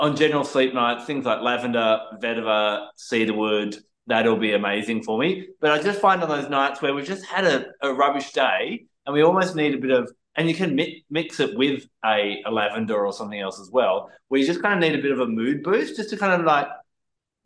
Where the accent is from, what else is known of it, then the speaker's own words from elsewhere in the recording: Australia; I'm Australian